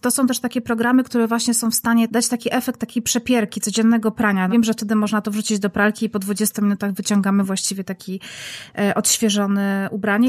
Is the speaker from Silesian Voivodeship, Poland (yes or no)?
yes; Silesian Voivodeship, Poland; Ja zresztą jestem z, ze Śląska